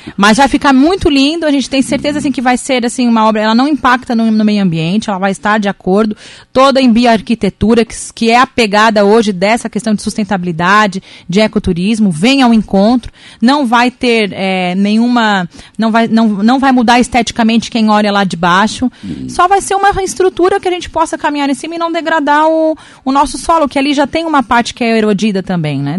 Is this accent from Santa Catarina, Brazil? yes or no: yes; Araranguá, Santa Catarina, Brazil; sou cidadã, cidadã aranguaense, amo a minha terra